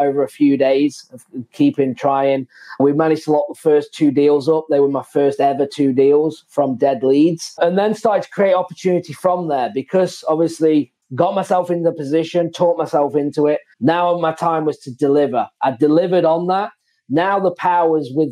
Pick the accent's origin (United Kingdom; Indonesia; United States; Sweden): United Kingdom; England; moved away; I'm from England